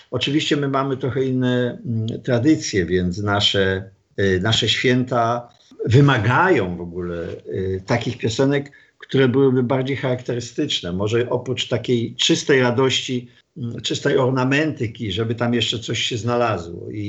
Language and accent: Polish; Wrocław, Lower Silesian Voivodeship, Poland; Jestem stąd, z Wrocławia.